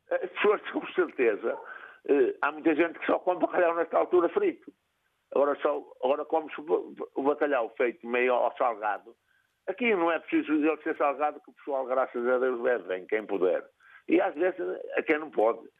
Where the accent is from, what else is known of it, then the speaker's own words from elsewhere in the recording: Celorico de Basto, Norte, Portugal; Eu sou de Agil, de Surico de Baixo, estou a, 12 km de Salgueiras, a 8 da Lixa e a 22 de Surico de Baixo.